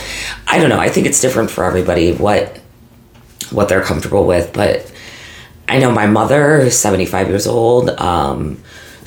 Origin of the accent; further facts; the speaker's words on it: St. Louis, Missouri, United States; growing up in St. Louis